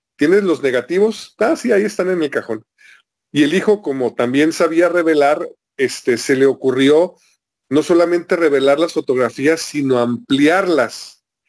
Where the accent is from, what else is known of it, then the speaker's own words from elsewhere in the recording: Guadalajara, Jalisco, Mexico; now in Tijuana, Mexico; Esto lo escuché yo todavía viviendo en Guadalajara. Yo estoy ahorita en Tijuana, pero yo soy de Guadalajara.